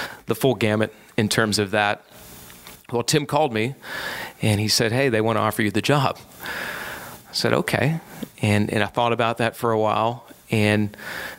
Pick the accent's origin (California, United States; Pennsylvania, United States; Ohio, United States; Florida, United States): Pennsylvania, United States; Johnstown; moved away as an adult; now in Charlotte, United States; I left Johnstown, which was really bittersweet, my hometown